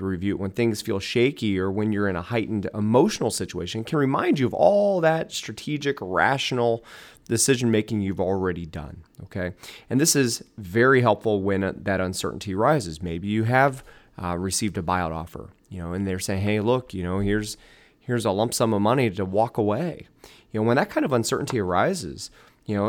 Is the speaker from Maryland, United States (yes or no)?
no; Dayton, Ohio, United States; we're born and raised in the Dayton area.